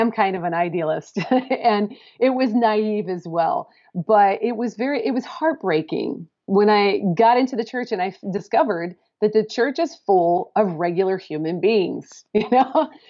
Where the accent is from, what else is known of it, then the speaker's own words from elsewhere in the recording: Pacific Northwest, United States; moved away as an adult; I'm coming from the Pacific Northwest